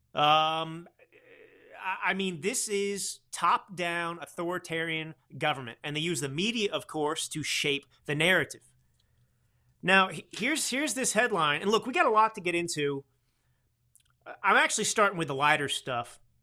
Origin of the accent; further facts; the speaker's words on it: Texas, United States; I grew up in Texas.